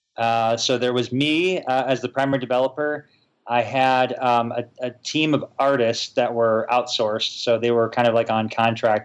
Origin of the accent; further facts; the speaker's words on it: Chicago, Illinois, United States; moved away as an adult; now in Utah, United States; I'm actually from Chicago